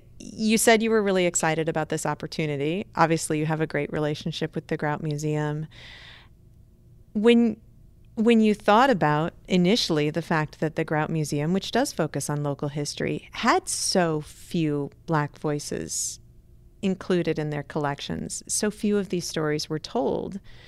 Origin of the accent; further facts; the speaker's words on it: Cedar Falls, Iowa, United States; I grew up in Cedar Falls, Iowa.